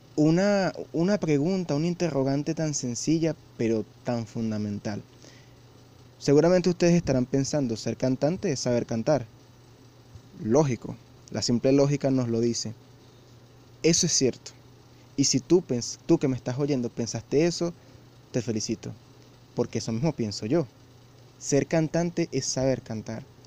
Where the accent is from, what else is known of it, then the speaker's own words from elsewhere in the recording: Venezuela; yo vivo en Venezuela